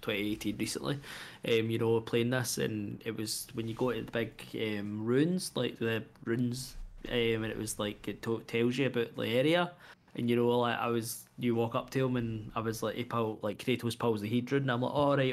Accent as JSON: {"language": "English", "region": "Scotland", "country": "United Kingdom", "said": "being Scottish"}